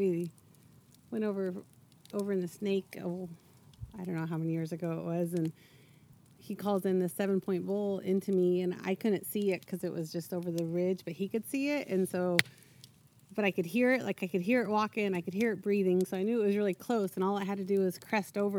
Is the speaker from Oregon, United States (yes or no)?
yes; Eastern Oregon, United States; I grew up over in Eastern Oregon